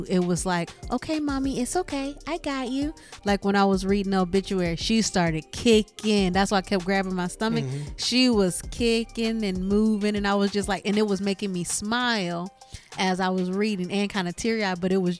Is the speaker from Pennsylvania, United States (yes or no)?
no; Michigan, United States; moved away as an adult; now in Texas, United States; We're from Michigan.